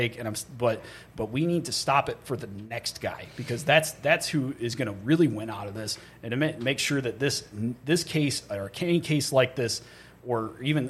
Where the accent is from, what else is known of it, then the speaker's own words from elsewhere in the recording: New York, United States; in my home state of New York